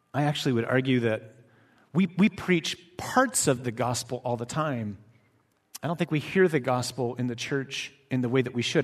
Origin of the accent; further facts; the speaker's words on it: Michigan, United States; I'm from Michigan.